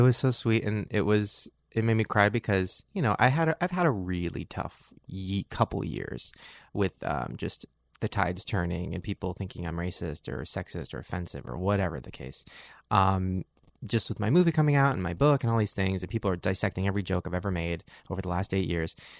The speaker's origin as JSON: {"language": "English", "town": "Long Beach", "region": "California", "country": "United States", "tie": "born or raised there", "said": "I grew up in Long Beach where all my friends were black"}